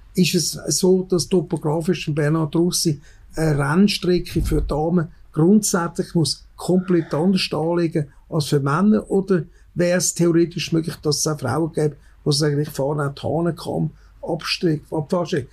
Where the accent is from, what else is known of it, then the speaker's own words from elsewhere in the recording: Switzerland; bei uns in Wengen